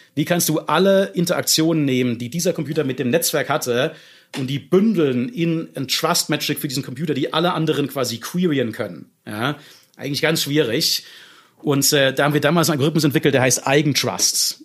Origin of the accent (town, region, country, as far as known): Germany